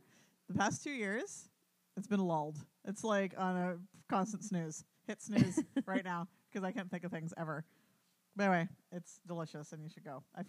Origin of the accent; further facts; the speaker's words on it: Canada; we're Canadian